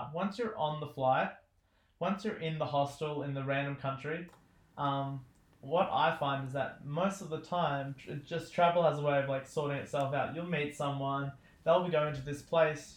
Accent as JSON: {"language": "English", "town": "Newcastle", "region": "New South Wales", "country": "Australia", "tie": "born or raised there", "said": "I grew up here in Newcastle, Australia"}